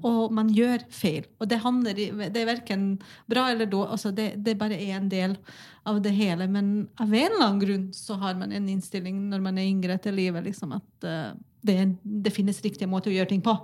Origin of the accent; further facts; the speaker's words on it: Bosnia & Herzegovina; now in Norway; jeg kommer jo opprinnelig fra Bosnia